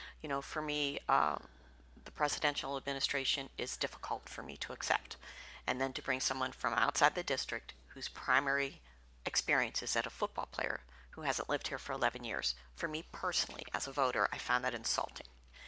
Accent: Youngstown, Ohio, United States; I grew up in the Youngstown area, so it's a heavy labor town.

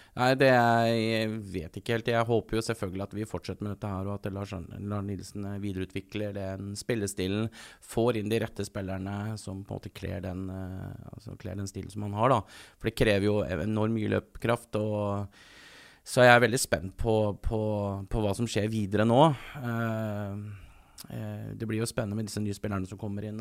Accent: Eastern Norway, Norway; now in Bergen, Norway; Jeg er fra Østlandet, så kanskje østbergenser. Altså jeg på en måte er født østlending

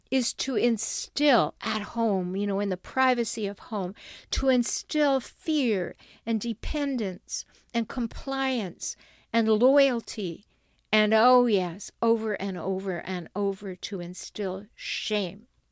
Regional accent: Canada; now in San Diego, United States; I'm a Canadian, but I li, I have dual citizenship. I live in San Diego, California.

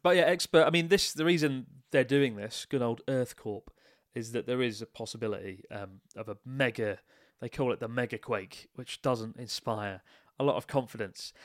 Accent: Kent, South East England, United Kingdom; Kent represent.

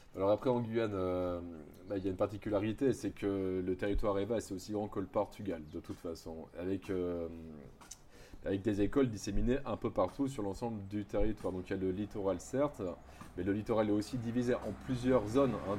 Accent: Bordeaux, Nouvelle-Aquitaine, France; moved away as an adult; also born or lived in French Guiana; now in Maripasoula, French Guiana; je viens de Bordeaux, du sud-ouest de la France, du coup, donc je suis métro

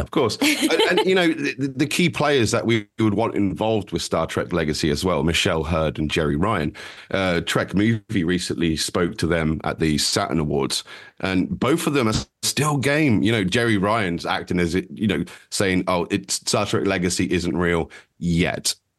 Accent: United Kingdom; we're, we're British

